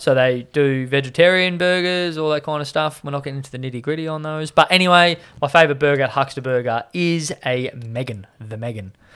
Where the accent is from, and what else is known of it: Australia